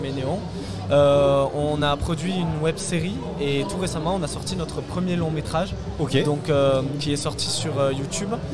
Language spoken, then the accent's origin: French; Toulouse, Occitania, France; on est de Toulouse